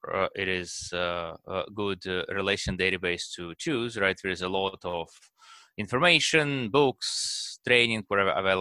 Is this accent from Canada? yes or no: no; Russia; now in United States; I was born in Russia, and over time moved to United States